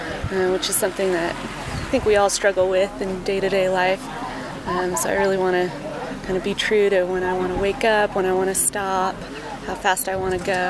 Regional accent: Oakland, California, United States; I'm from Oakland, California.

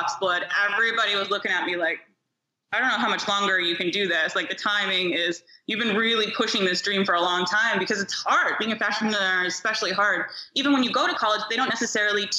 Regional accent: New York, United States; also born or lived in Ohio; now in Los Angeles, United States; I was born in New York

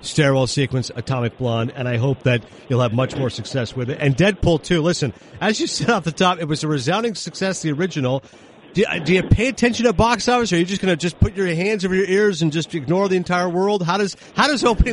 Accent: Toronto, Ontario, Canada; As a fellow Canadian, I'm from Toronto.

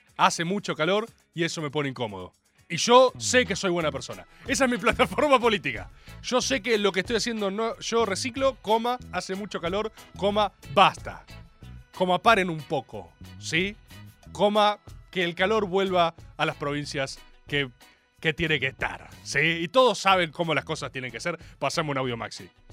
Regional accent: Dominican Republic; tu amigo el dominicano

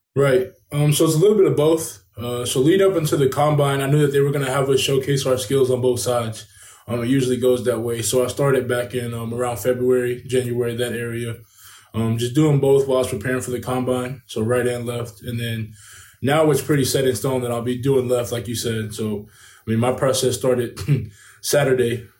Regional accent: Kentucky, United States; back here in my hometown of Kentucky

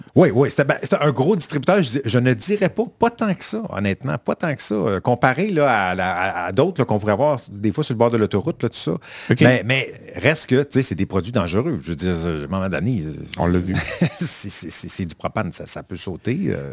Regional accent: Quebec, Canada; also born or lived in Saint-Roch-de-l'Achigan; Que les Québécois, j'ai l'impression qu'on est plus timide là-dedans.

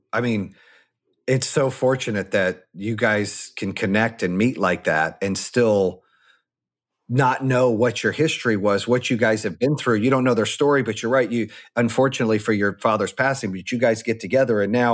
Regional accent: Arizona, United States; also born or lived in North Carolina; I've had a lot of friends, you know, growing up in Arizona and North Carolina, I've had a lot of diverse friends along the way, right?

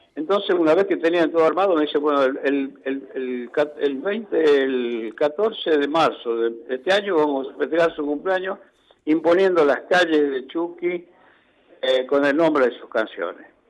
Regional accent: La Rioja, Argentina; moved away; also born or lived in Chuquis; fueron los años que yo viajé, que me fui eh, de La Rioja

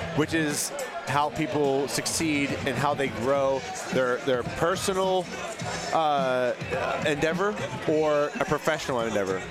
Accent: Pittsburgh, Pennsylvania, United States; I'm from Pittsburgh, and I've been in Neapolitan pizza for about 12 years now

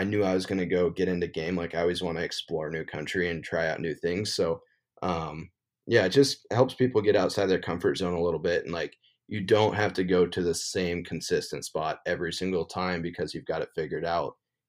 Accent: Montana, United States; I've, like I said, born and raised in Montana. It's a super great state to hunt. And so I don't really find myself wandering out of Montana too much unless I draw a good tag.

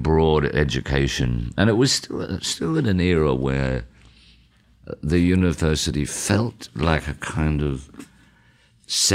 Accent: Toowoomba, Queensland, Australia; growing up in Toowoomba

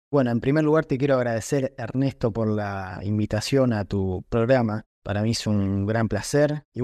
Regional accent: Comandante Nicanor Otamendi, Buenos Aires Province, Argentina; Yo soy de Comandante Nicanor Tamendi, es un pueblo que queda cerca de Mar de Plata y Miramar.

